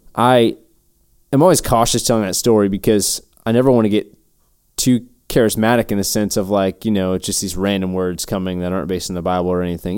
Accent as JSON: {"language": "English", "region": "West Virginia", "country": "United States", "tie": "born or raised there", "moved": "as an adult", "lives_now": "Texas, United States", "said": "growing up in West Virginia"}